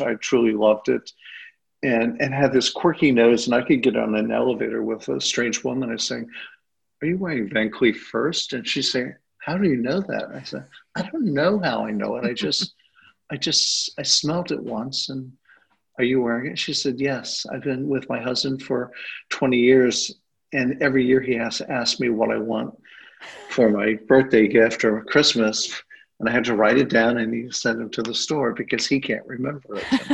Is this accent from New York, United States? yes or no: no; Owensboro, Kentucky, United States; also born or lived in Chicago / Los Angeles / San Francisco; now in Marin County, United States; I'm from Owensboro, Kentucky.